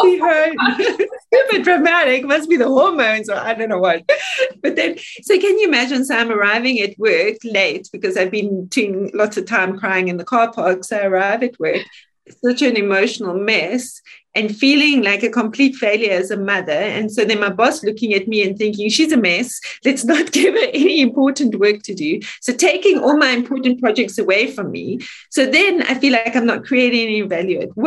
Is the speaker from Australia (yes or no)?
no; South Africa; moved away as an adult; now in Switzerland; I'm South African. I am South African. It's what I am. I live here 20 years